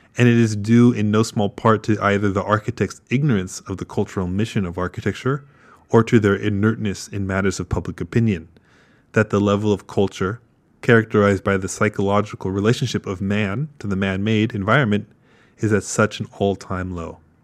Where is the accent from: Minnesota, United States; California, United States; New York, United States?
California, United States; moved away as an adult; also born or lived in Kyoto; I'm an American, born and raised in California